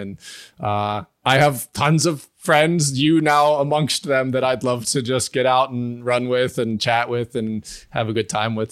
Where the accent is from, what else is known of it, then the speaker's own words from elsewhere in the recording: Pittsburgh, Pennsylvania, United States; now in Morgantown, United States; I grew up near Pittsburgh. So I was raised kind of in a town that had sports, but I live near Morgantown, West Virginia now.